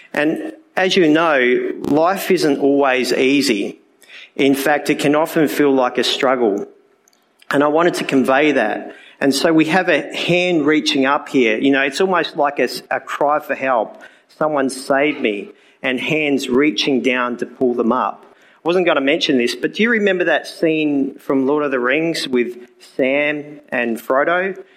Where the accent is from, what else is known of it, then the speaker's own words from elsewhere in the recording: Port Lincoln, South Australia, Australia; as my accent has already given away, I'm from Australia, a little place called Port Lincoln. That's where it is in South Australia.